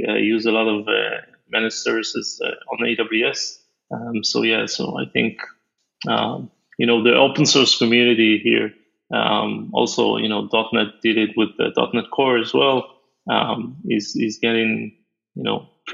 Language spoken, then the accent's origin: English; Israel; I'm from Israel, so we have a mandatory army.